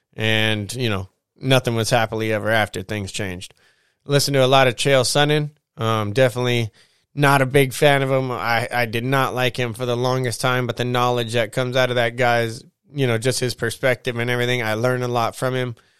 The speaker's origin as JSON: {"language": "English", "country": "United States", "said": "as an American."}